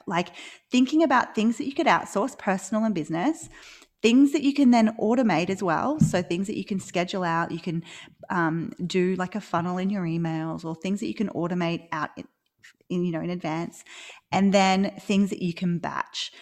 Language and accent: English; Australia; accent: Australian; live in Australia, which you can probably tell from my accent